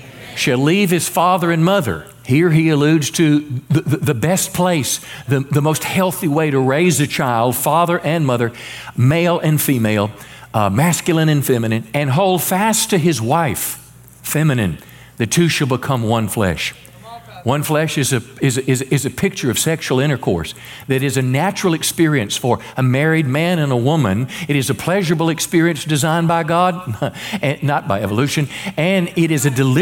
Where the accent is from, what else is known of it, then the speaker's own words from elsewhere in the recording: Mississippi, United States; also born or lived in Memphis, Tennessee; raised in, you know, the country in Mississippi